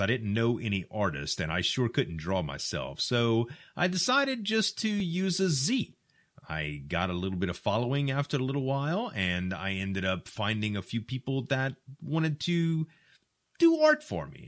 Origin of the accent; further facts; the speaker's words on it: the South, United States; I'm from the South, and we use a lot of slang here